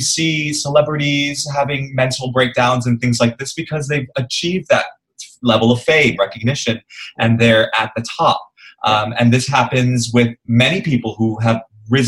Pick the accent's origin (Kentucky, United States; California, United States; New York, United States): New York, United States; now in Singapore; I grew up in New York, right? So, and I went to a very academic high school